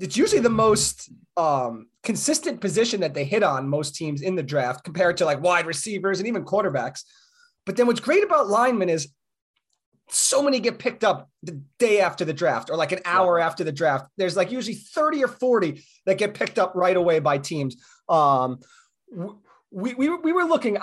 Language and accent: English; New York, United States; now in Phoenix, United States; I'm from New York, but I live in Arizona now, but I'm from New York